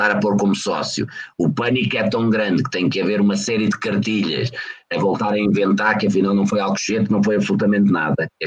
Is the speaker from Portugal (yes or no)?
yes; Fão, Norte, Portugal; o Fão é a minha terra